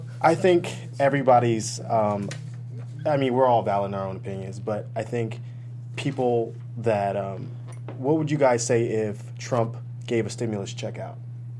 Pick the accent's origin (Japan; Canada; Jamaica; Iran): Japan; Well, I grew up overseas in Japan, and I only had a couple TV shows to watch